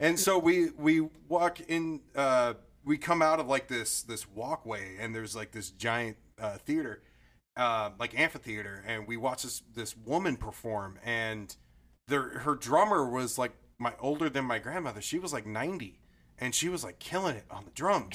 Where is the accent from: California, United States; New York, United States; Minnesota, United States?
California, United States; Modesto; that is my hometown